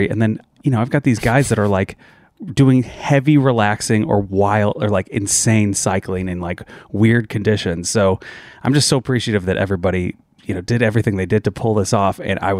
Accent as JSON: {"language": "English", "town": "St. Louis", "region": "Missouri", "country": "United States", "said": "I'm from where that guy's from"}